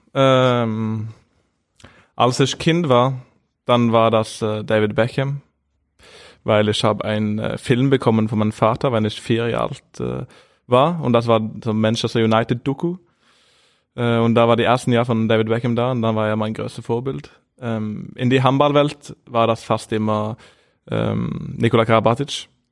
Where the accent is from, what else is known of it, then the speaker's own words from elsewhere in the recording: Norway; German is a second language; moved away as an adult; now in Flensburg, Germany; ich bin ja der zweite beste Norweger hier